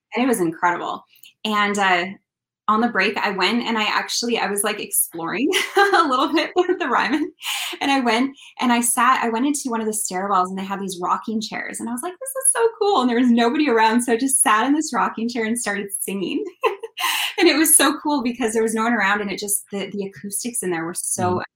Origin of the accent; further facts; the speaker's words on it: Kelowna, British Columbia, Canada; I grew up in a place called Kelowna, BC, in the Okanagan